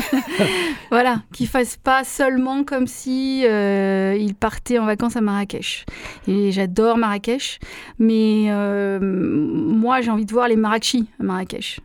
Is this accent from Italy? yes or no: no; Marseille, Provence-Alpes-Côte d'Azur, France; moved away as an adult; now in London, United Kingdom; j'ai grandi à Marseille dans les années